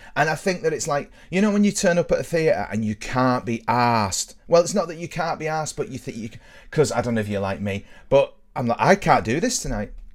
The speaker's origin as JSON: {"language": "English", "area": "near Burtonwood", "region": "North West England", "country": "United Kingdom", "tie": "born or raised there", "said": "where I grew up, Burton Wood was sort of, you know, a big deal"}